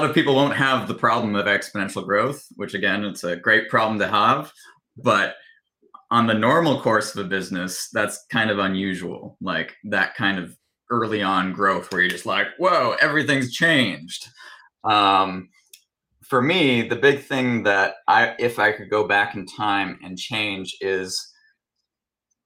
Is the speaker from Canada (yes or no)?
yes; Canada; I am Canadian